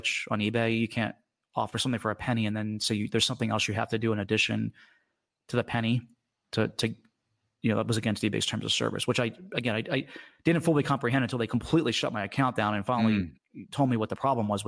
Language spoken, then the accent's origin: English; Washington, District of Columbia, United States; I grew up in the Washington, D.C. area